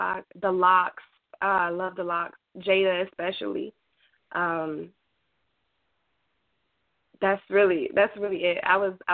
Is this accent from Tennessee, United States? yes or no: no; Goldsboro, North Carolina, United States; I'm from Goldsboro, North Carolina.